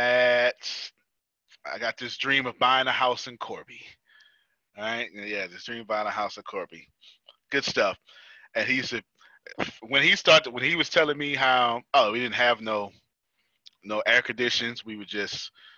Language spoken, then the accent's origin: English; United States; I'm American